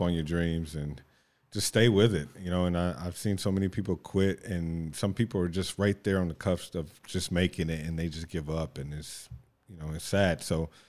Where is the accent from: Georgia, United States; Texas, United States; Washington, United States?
Texas, United States; moved away as an adult; also born or lived in California / Hawaii; now in Vancouver, Canada; I was raised in Texas